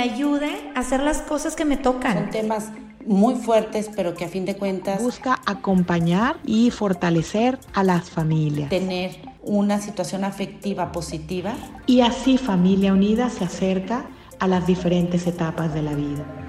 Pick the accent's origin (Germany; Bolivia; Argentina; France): France; now in Querétaro, Mexico; Soy francés y trabajo, pues, con jóvenes aquí en, en la universidad